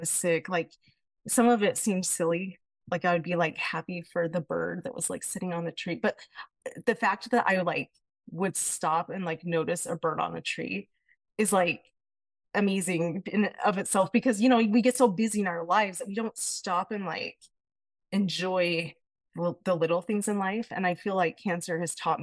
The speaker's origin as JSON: {"language": "English", "town": "Payson", "region": "Utah", "country": "United States", "said": "I'm from Payson, Utah"}